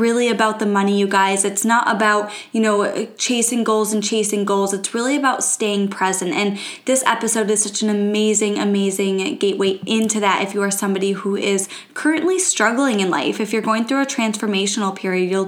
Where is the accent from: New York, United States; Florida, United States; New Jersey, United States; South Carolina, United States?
New York, United States; also born or lived in Kentucky; I am from New York